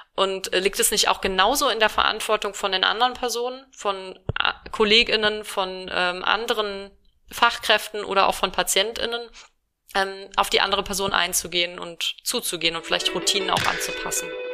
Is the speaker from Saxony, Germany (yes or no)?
no; Rhineland-Palatinate, Germany; now in Düsseldorf, Germany; ich komme aus Rheinland-Pfalz und bei uns sagt man Fassennacht